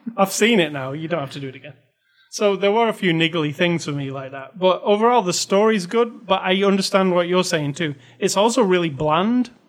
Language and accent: English; United Kingdom; I'm a British person